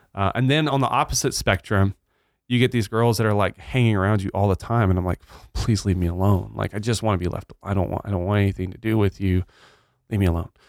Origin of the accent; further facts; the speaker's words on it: Batesville, Arkansas, United States; moved away as an adult; also born or lived in Blytheville, Arkansas / Kansas City; now in Nacogdoches, United States; I grew up in Arkansas. I was born in Blyville, Arkansas. Grew up in Batesville, Arkansas